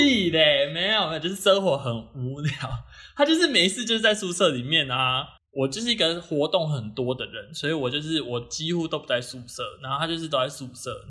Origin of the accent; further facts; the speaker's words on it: Kaohsiung, Taiwan; 我本身是高雄人